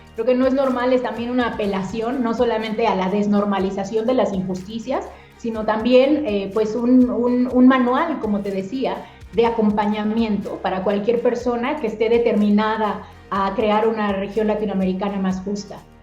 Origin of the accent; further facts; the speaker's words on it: Mexico; mi país, a México